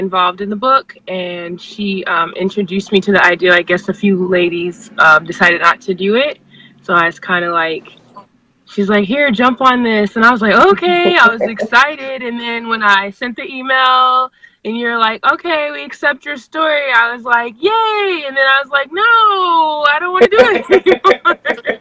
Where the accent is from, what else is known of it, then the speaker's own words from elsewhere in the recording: Anchorage, Alaska, United States; I was born and raised in Anchorage, Alaska